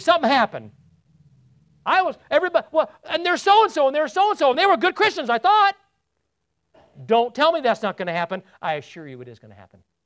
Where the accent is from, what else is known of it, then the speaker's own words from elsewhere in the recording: United States; I'm an American and not a Brit